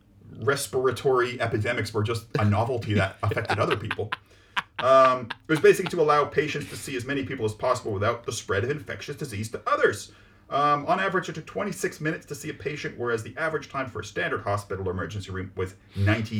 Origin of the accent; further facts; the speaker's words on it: Vancouver, British Columbia, Canada; this was in, my hometown, Vancouver, Canada